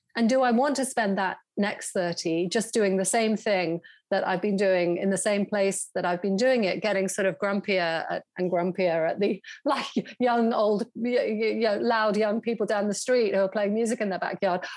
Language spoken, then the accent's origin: English; Weymouth, South West England, United Kingdom; also born or lived in New York; now in London, United Kingdom; I grew up, yes, as you say, in a in a provincial seaside town, very, very much a backwater